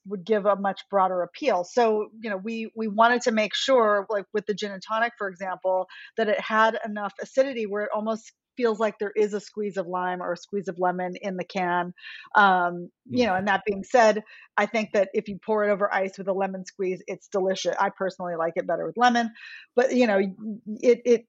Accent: Honolulu, Hawaii, United States; So I'm from Honolulu. I'm from Hawaii

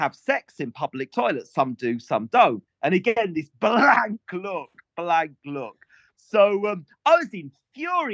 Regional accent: Welsh countryside, Wales, United Kingdom; I grew up in the Welsh countryside

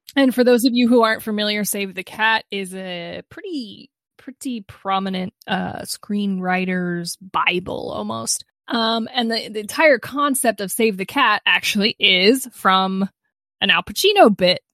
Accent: United States; I'm an American

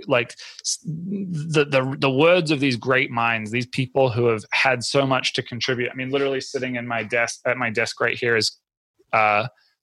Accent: New Zealand; I grew up in New Zealand. We have this crazy coffee culture there

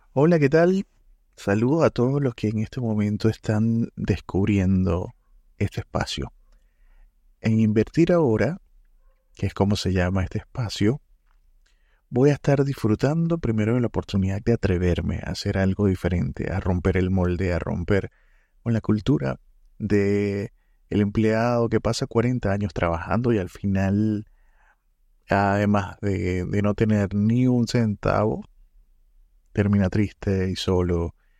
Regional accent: Venezuela; moved away as an adult; now in Santiago, Chile; En este momento vivo en Santiago, de Chile. Eh, soy venezolano y, mm, estando acá hace cuatro años

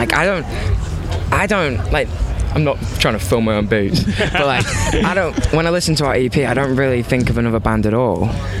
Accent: Liverpool, North West England, United Kingdom; I'm from Liverpool, these boys are from America.

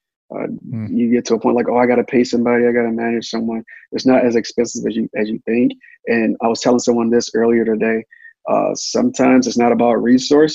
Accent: Detroit, Michigan, United States; I'm from Detroit, Michigan, and I was raised on

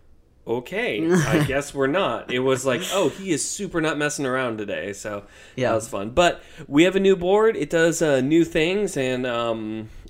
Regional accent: United States; I'm a Christian first, and I'm an American second

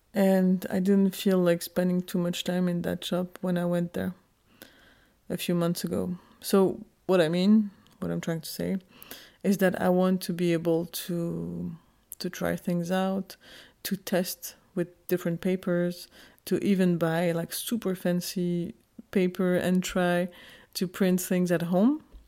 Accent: Geneva, Switzerland; also born or lived in Kurdistan, Turkey; I was born in Geneva, Switzerland.

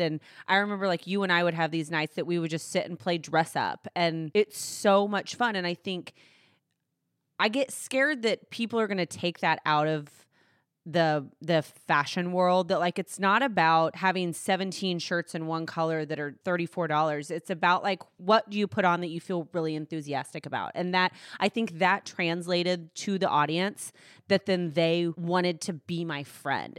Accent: Fort Worth, Texas, United States; also born or lived in Weatherford, Texas; now in Dallas, United States; I grew up in Fort Worth, Texas. Um, I was born in Weatherford, conceived in San Antonio.

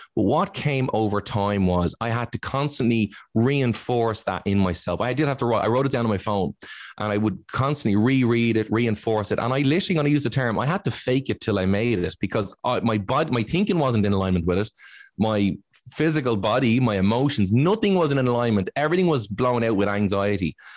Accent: Ireland; as Irish

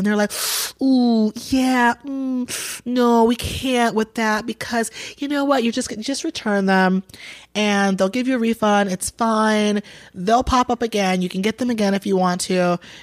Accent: Atlanta, Georgia, United States; also born or lived in Boston; I'm from Boston originally. I was born in Boston, but I was raised in Atlanta

